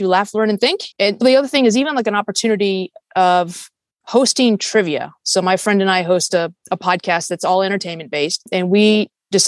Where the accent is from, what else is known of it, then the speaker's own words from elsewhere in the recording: Fairfax, Virginia, United States; moved away; I grew up in Northern Virginia